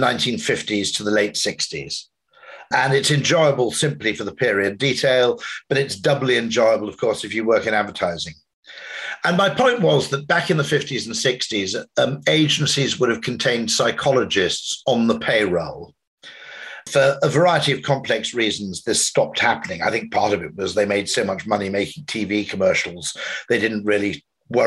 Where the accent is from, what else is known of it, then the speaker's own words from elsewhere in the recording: Wales, United Kingdom; grew up in Wales and I'm part Welsh